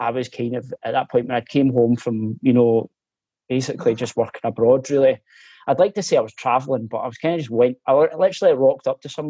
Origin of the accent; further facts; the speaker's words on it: Glasgow, Scotland, United Kingdom; accent: central belt Glasgow mixed; also born or lived in France / Canada / Australia; it's a mixture of kind of central belt, Glasgow, and um, living abroad as well